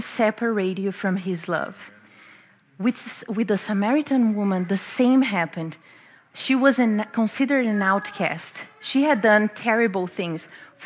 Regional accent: Brazil; English is a second language; moved away as an adult; now in Baltimore, United States; I'm from Brazil, so don't mind the accent or the grammar mistakes. I've been living in Baltimore for 3 years now

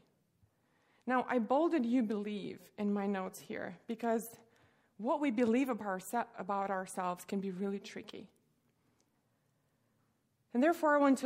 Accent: Russia; now in United States; I grew up in Russia

